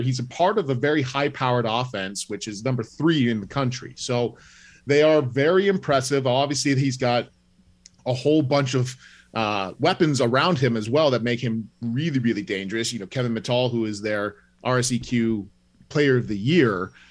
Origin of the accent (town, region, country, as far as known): Ontario, Canada; accent: English